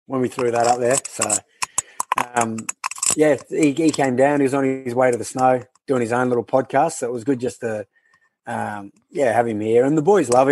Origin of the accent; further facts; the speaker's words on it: Canberra, Australian Capital Territory, Australia; I'm from Canberra